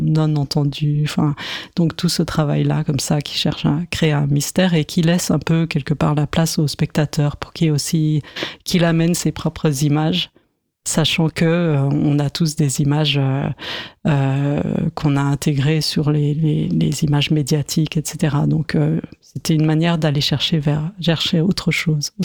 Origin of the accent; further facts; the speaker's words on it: Paris, Île-de-France, France; je suis de Paris